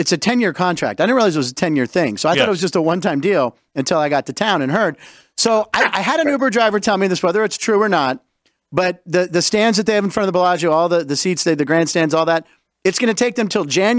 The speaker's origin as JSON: {"language": "English", "town": "Pittsburgh", "region": "Pennsylvania", "country": "United States", "said": "I'm from Pittsburgh"}